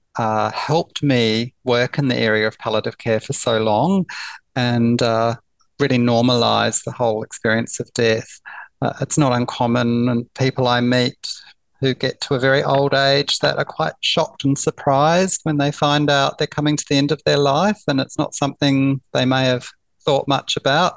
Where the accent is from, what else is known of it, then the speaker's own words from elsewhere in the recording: New Zealand; now in Melbourne, Australia; I grew up in New Zealand and uh, I uh, moved to Melbourne in the year 2000. So uh, all my um, early years were in New Zealand